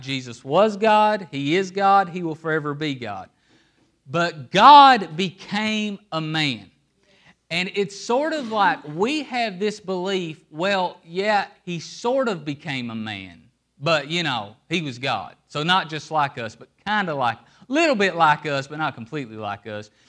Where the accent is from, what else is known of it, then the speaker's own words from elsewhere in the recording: Appalachia, United States; I'm from Appalachia, and in Appalachia, we don't live on streets, we live in hollers.